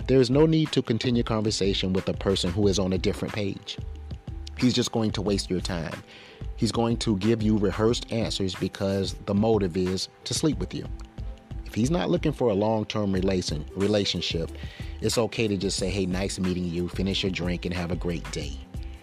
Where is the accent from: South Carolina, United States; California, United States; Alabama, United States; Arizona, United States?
South Carolina, United States; Florence; moved away; That's my old stomping grounds. Originally, I'm from Florence